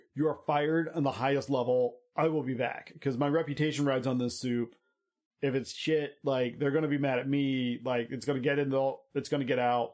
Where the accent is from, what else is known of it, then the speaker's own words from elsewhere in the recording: United States; I'm American